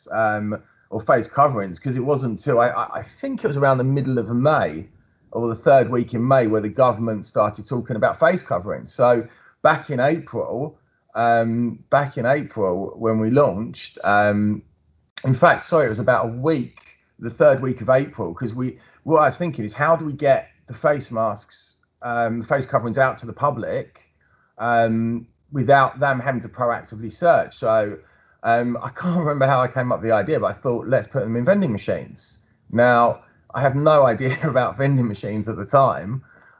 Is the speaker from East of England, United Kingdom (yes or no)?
yes; Chigwell, East of England, United Kingdom; my hometown of Chigwell